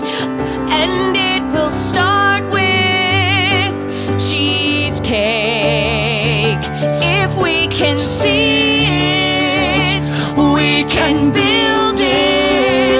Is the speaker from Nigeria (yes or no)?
no; Southern California, United States; we're both from SoCal, so we're used to hanging out in outdoor malls